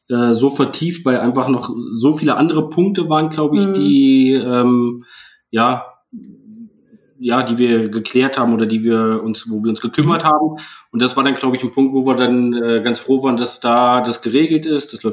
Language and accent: German; Thuringia, Germany; Eichsfeld schon katholisch ist, da wo ich herkomme.